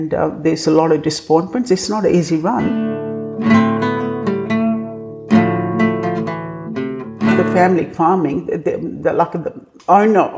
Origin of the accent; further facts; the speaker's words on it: India; English is a second language; moved away as an adult; this new girl from India